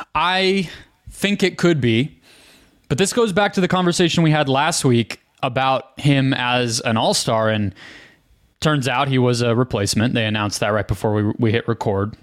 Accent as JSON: {"language": "English", "town": "Phoenix", "region": "Arizona", "country": "United States", "tie": "born or raised there", "said": "growing up in Phoenix"}